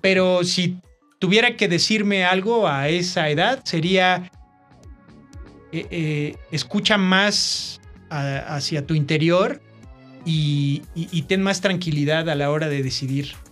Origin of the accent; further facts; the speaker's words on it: Mexico; somos mexicanos